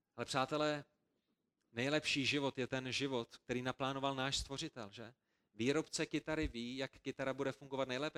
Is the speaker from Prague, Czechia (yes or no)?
yes; Prague, Czechia; A my, kteří jsme vyrůstali v Praze